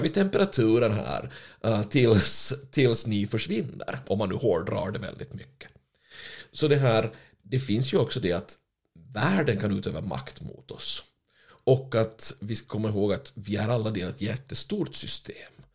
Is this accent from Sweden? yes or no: no; Finland; moved away; jag är ju finländare ursprungligen